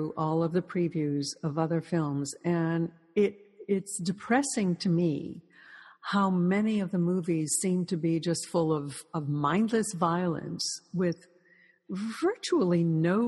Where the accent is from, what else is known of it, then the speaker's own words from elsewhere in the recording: United Kingdom; we are British